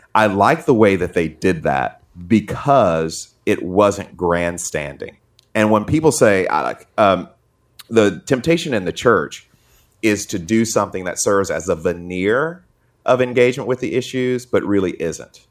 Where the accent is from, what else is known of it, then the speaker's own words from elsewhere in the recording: Atlanta, Georgia, United States; I grew up in Atlanta